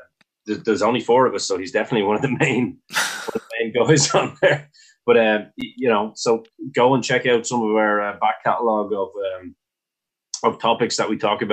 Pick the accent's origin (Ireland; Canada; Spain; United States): Ireland; all of us Irish wrestlers come from we come from Britain, you know, in terms of our education.